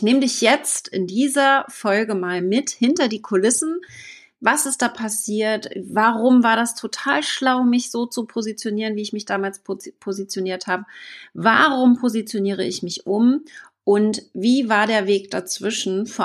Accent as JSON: {"language": "German", "town": "Wittenförden", "region": "Mecklenburg-Vorpommern", "country": "Germany", "tie": "born or raised there", "also_born_or_lived": "New Zealand", "said": "Und 2012 ging es dann nach Neuseeland direkt zurück nach Deutschland in mein Heimatdorf nach Wittenförden in Mecklenburg-Vorpommern."}